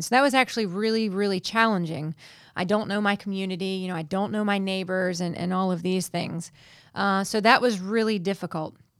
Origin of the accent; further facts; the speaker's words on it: United States; moved away as an adult; as an American citizen, I don't have residency yet in this country